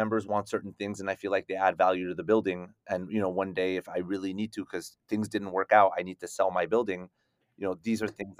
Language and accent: English; Paris, Île-de-France, France; born there; I was the first person in my family born in Paris.